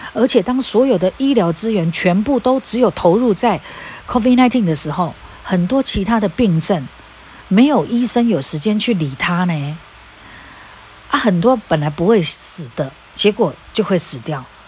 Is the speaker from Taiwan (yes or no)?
yes; Taiwan; 我们台湾人